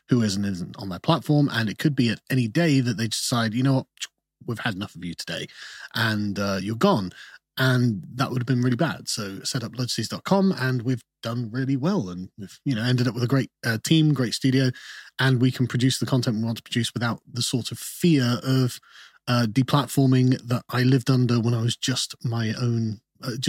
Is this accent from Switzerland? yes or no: no; Germany; also born or lived in United Kingdom; I was born in the UK, um, but my father was in the Royal Air Force. Okay, and so for about eight years, I grew up in Germany